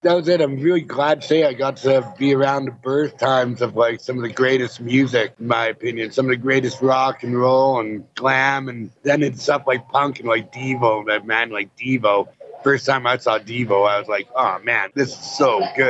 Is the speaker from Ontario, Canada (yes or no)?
no; Vancouver, British Columbia, Canada; Yeah. My dad was from Yorkshire, England.